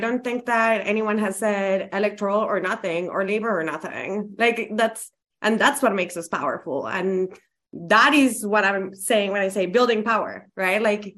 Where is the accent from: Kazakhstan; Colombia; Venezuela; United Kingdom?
Colombia; English is a second language; I am from Colombia. I am an immigrant.